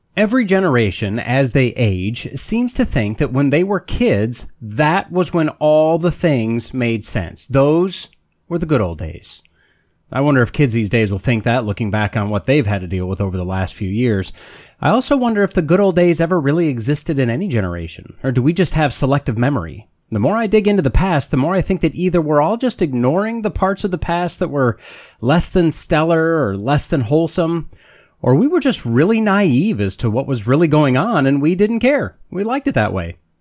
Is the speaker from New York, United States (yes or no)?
no; northern Wisconsin, United States; despite my growing up years in northern Wisconsin